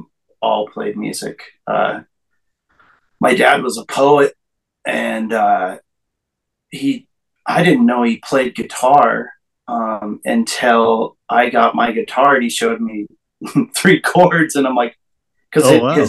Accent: Montana, United States; born there; Well, I was born in Montana, and I just moved to Kentucky a year ago.

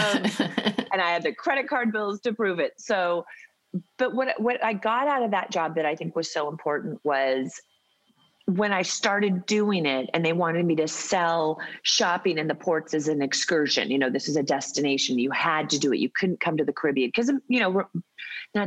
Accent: Seattle, Washington, United States; now in Los Angeles, United States; I grew up in Seattle, Washington

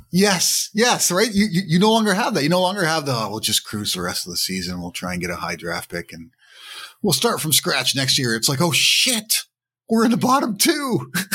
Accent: Toronto, Ontario, Canada; growing up in Toronto

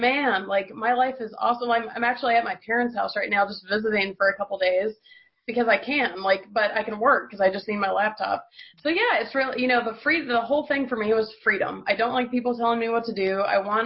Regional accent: Georgia, United States; I'm from Georgia

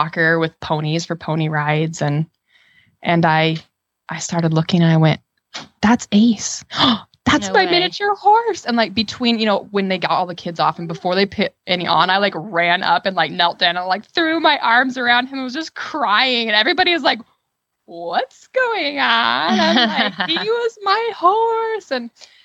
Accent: Utah, United States; I grew up in Utah

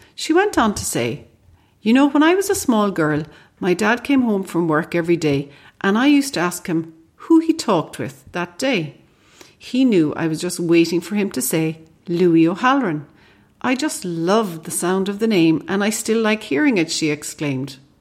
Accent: Ireland; as we Irish like to say

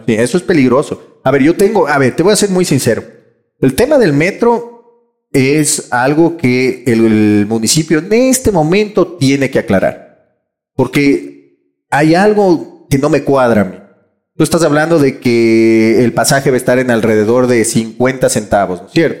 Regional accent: Quito, Pichincha, Ecuador; nos va a dar a los quiteños un sentido de pertenencia

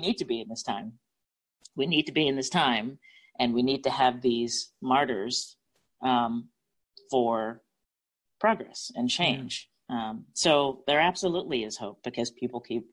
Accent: Canada; now in Pensacola, United States; I grew up in the Canadian healthcare system

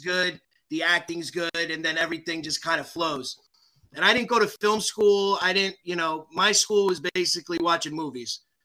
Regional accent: Belleville, New Jersey, United States; I grew up in uh, Belleville

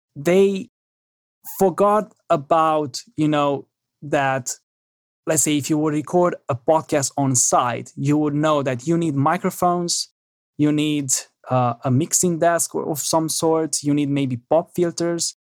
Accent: Romania; moved away; I'm originally from Romania

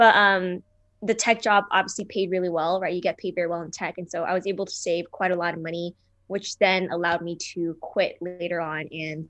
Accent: California, United States; also born or lived in Taiwan; I was born in Taiwan. I came to California.

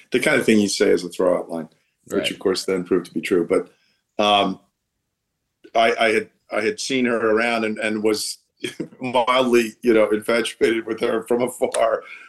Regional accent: Allentown, Pennsylvania, United States; moved away as an adult; also born or lived in Boston; now in New York, United States; I was born in Allentown, Pennsylvania

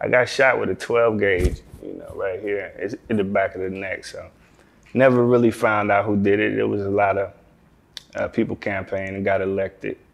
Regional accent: Fort Worth, Texas, United States; also born or lived in Detroit, Michigan; I've been in Texas since I was 2 years old. So, you know, Fort Worth accepted me

